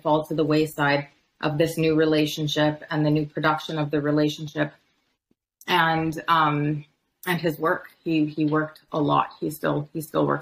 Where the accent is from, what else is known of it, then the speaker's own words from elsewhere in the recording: Medicine Hat, Alberta, Canada; I was born in Medicine Hat